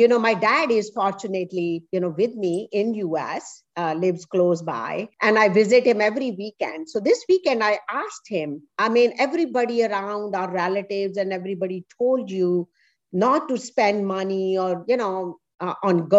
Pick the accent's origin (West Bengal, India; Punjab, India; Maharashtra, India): Punjab, India; Nangal; moved away as an adult; also born or lived in Princeton, New Jersey; now in United States; I grew up in a very small town in northern India called Nangal, a very small town